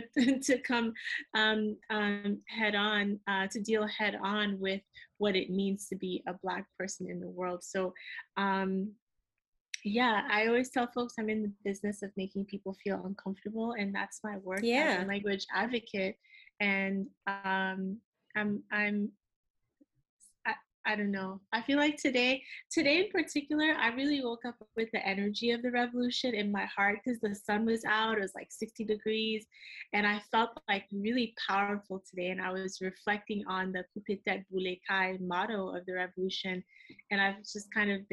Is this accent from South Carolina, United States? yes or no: no; New York, United States; first language Haitian Creole; English is a second language; also born or lived in Port-au-Prince, Haiti; I was born in Port-au-Prince and raised in Brooklyn